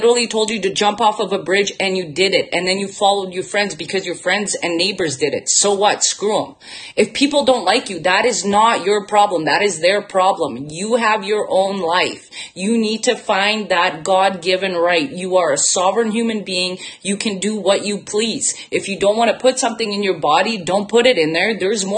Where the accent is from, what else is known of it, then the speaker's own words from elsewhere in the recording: Bosnia & Herzegovina; now in Canada; I'm from Bosnia. So I was born in former Yugoslavia. I'm half Serbian and went through a war, lived in a refugee camp. And now I come here